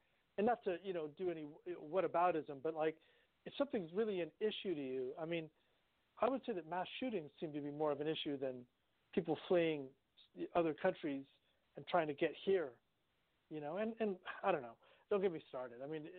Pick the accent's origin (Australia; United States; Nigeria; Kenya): United States